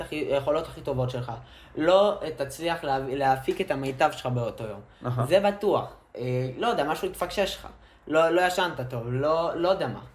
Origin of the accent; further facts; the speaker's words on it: Ashkelon, Southern District, Israel; אנחנו מאשקלון